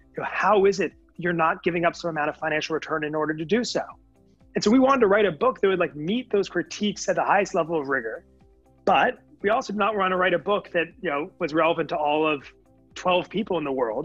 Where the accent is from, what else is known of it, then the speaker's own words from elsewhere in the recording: Connecticut, United States; moved away; also born or lived in California; I'm from Connecticut originally, so know that part of the country very well